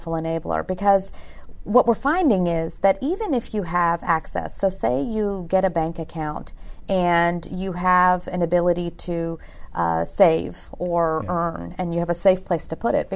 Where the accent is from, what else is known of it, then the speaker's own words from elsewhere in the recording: Virginia, United States; moved away; I'm born and raised in Virginia, but my parents are from India